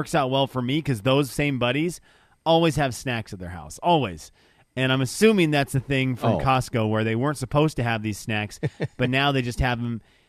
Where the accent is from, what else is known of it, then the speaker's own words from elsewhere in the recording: Venezuela; moved away; growing up in the Venezuela